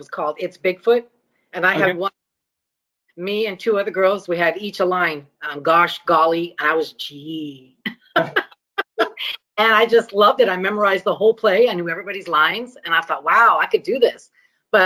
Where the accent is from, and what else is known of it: California, United States; born or raised there; first language Greek; English is a second language; also born or lived in Chicago